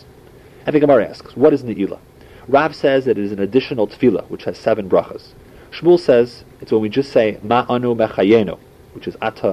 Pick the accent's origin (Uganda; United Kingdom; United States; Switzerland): United States; St. Louis, Missouri; as a little kid growing up in St. Louis